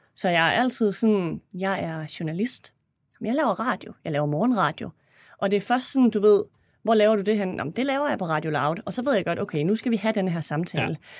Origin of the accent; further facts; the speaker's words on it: Esbjerg, Southern Denmark, Denmark; moved away; jeg har været i Esbjerg her i weekenden, hvor jeg kommer fra